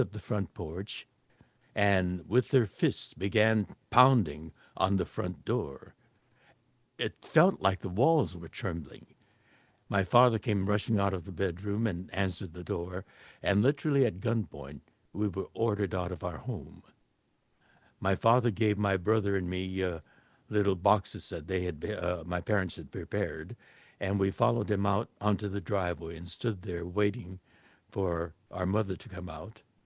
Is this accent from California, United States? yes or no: yes; Los Angeles, California, United States; I was born here in Los Angeles